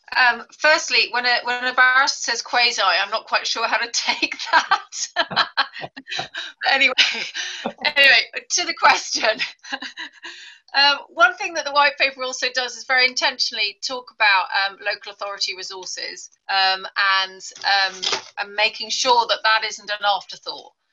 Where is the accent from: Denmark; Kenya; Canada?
Kenya; Mombasa, Mombasa County; moved away; I was born in the Catherine Bibby Hospital in Mombasa